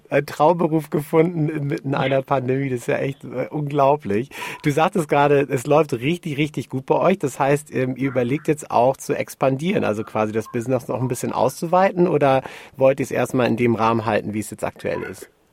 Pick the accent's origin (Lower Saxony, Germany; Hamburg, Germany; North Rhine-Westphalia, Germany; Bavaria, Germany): Hamburg, Germany; mir als Hamburger Jung